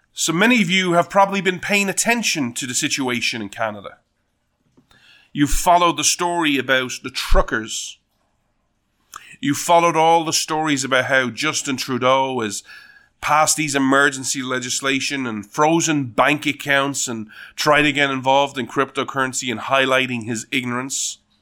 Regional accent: Ireland; being Irish

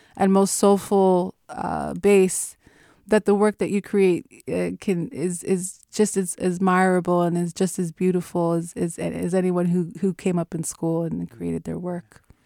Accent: Los Angeles, California, United States; moved away as an adult; now in Oakland, United States; I moved from Los Angeles to uh, Oakland about six years ago because I uh, attended Mills College

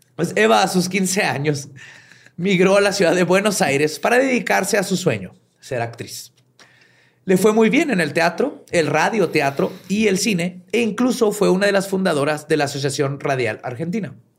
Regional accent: Mexico; acá en México

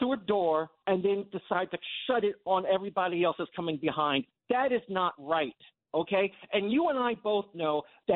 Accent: Long Island, New York, United States; growing up on Long Island in the 70s and the 80s

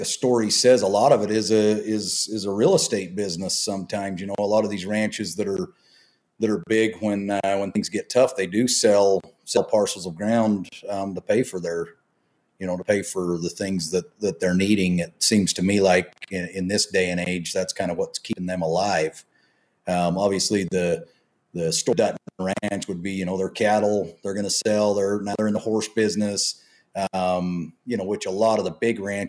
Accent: near Palmyra, Utah, United States; moved away as an adult; also born or lived in Pilot Point, Texas / California / Gardnerville, Nevada; Palmyra now, which is not too far from where I grew up

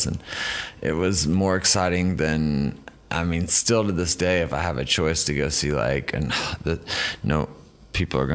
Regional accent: United States; I'm the American

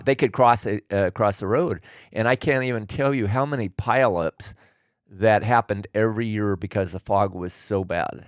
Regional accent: Willamette Valley, Oregon, United States; moved away as an adult; now in California, United States; I was born and raised in Oregon. And, uh, so I grew up in the Willamette Valley

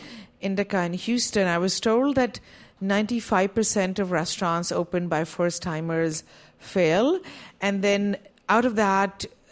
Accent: India; now in United States; I grew up in India, and Play-Doh doesn't exist there. So at least it didn't when I was growing up.

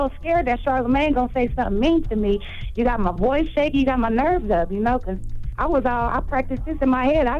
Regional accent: Dayton, Ohio, United States; Well, I'm an artist from Dayton, Ohio.

